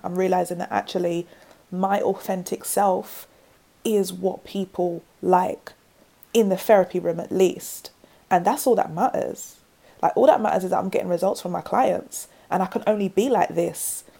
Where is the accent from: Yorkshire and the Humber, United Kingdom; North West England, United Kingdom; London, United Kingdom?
London, United Kingdom; accent: South London; And I've got like my braids, my South London accent.